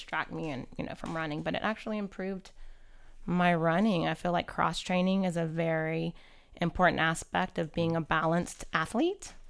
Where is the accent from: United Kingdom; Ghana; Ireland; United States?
United States; Louisiana; born or raised there; moved away as an adult; also born or lived in California / Dallas; now in Houston, United States